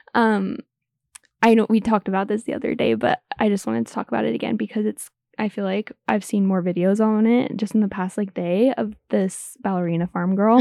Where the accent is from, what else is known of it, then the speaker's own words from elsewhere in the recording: Utah, United States; growing up in the Mormon community